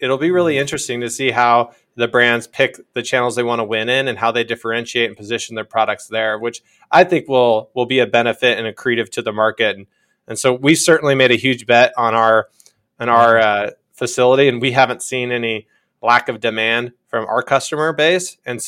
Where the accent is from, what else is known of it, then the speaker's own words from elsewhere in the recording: Iowa, United States; the younger people in this world don't have the same vantage point as even I had growing up in Iowa